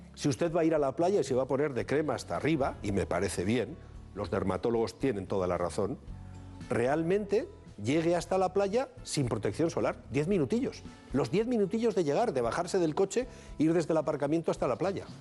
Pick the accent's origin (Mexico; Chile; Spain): Spain; Bilbao, Basque Country; los de Bilbao tenemos una, característica diferenciadora